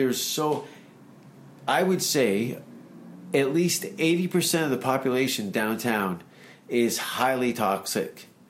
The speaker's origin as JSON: {"language": "English", "town": "Hamilton", "region": "Ontario", "country": "Canada", "tie": "born or raised there", "said": "that's my hometown."}